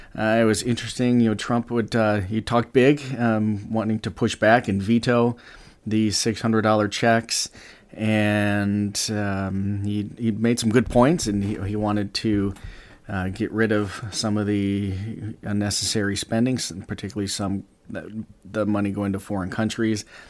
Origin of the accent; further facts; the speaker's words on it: United States; we, as the American taxpayer, we as American voters